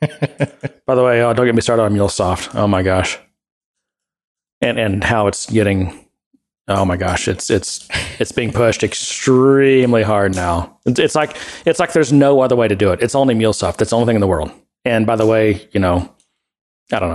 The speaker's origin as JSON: {"language": "English", "region": "Texas", "country": "United States", "also_born_or_lived": "Ohio", "moved": "yes", "said": "I'm from Texas"}